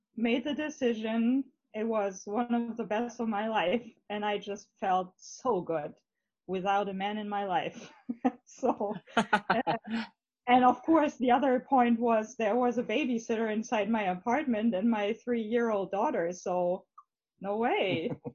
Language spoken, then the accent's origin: English; Germany; English is a second language; the area around Hamburg